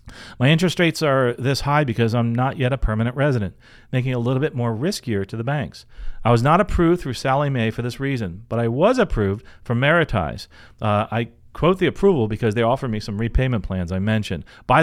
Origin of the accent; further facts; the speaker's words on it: Venezuela; now in United States; To give some context, I'm from Venezuela, living in the U.S., I've always wanted to fly